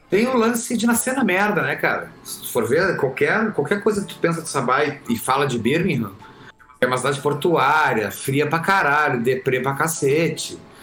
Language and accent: Portuguese; Camaquã, Rio Grande do Sul, Brazil; nasci em Camacuã, no Rio Grande do Sul